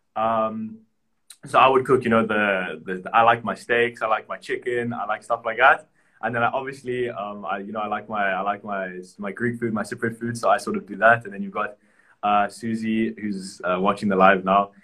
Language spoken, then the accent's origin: English; South Africa; now in Cyprus; where I grew up in South Africa